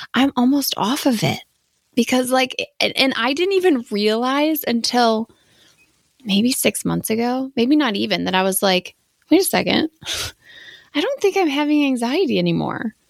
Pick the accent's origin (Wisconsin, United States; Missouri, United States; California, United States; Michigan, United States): Wisconsin, United States; I'm from Wisconsin